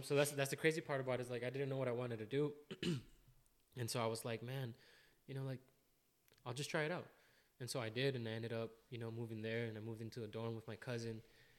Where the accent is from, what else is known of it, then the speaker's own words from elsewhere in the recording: American Falls, Idaho, United States; now in Boise, United States; I am from American Falls, Idaho.